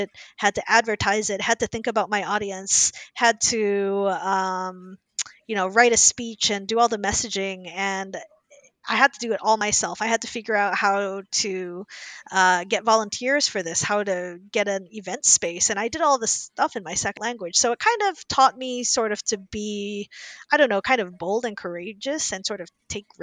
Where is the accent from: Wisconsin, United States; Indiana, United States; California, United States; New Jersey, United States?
Indiana, United States; Indianapolis; moved away; I grew up in Indianapolis, Indiana, in the 80s and 90s